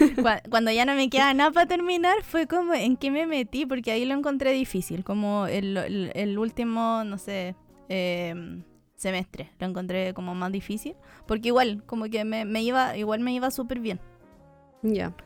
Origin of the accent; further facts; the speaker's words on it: near Concepción, southern Chile, Chile; moved away as an adult; now in Santiago, Chile; no estuve en un colegio artístico, pues